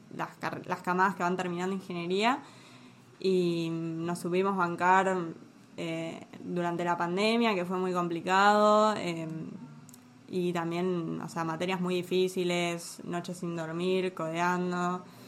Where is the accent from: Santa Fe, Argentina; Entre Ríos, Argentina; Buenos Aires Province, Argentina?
Buenos Aires Province, Argentina; Tigre; yo soy de Tigre